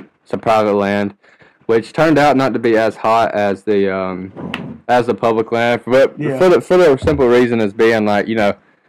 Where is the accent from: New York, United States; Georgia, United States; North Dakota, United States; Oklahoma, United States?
Georgia, United States; Commerce; we're all from Commerce, Georgia